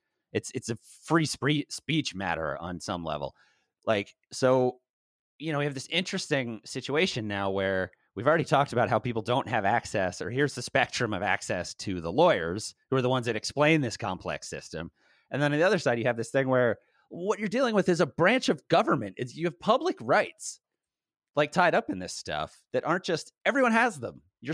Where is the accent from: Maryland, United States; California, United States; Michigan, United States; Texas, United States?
Maryland, United States; Baltimore; now in Los Angeles, United States; I'm from Baltimore.